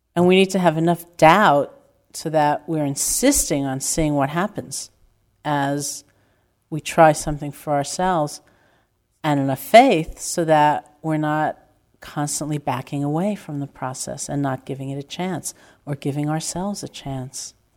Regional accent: New York, United States; I'm from New York

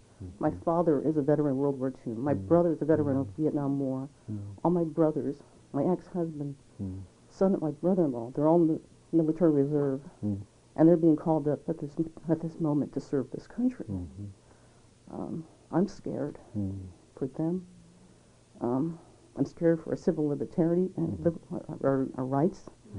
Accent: United States; I have a difficulty because I fly the flag. I'm an American. I'm from a military family.

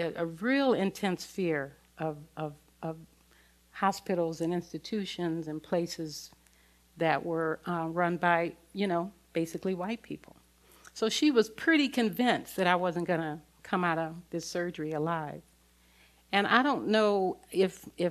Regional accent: Los Angeles, California, United States; I grew up in South Central Los Angeles in the thick of the civil rights movement.

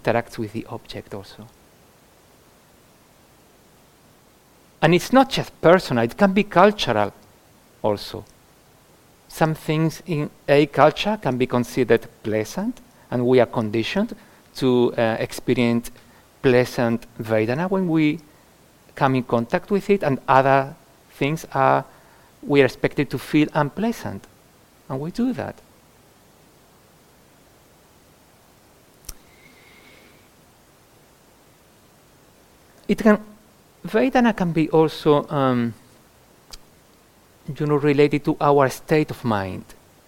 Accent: Andalusia, Spain; now in United Kingdom; Having been born in Andalusia, in the south of Spain

